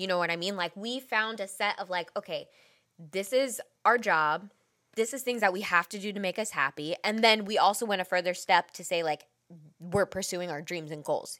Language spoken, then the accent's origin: English; Bay Area, California, United States; we are from the Bay Area